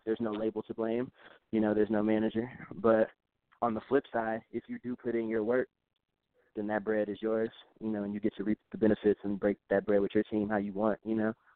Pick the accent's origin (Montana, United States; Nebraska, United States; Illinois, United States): Illinois, United States; Chicago; moved away as an adult; now in Durango, Colorado, United States; I'm from Chicago originally. I'm from the South Side of Chicago